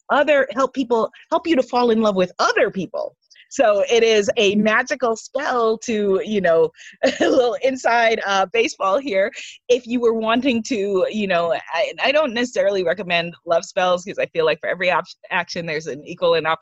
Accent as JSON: {"language": "English", "country": "United States", "said": "I'm an American."}